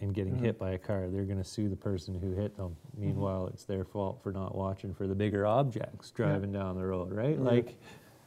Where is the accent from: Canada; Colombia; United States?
Canada; I'm Canadian.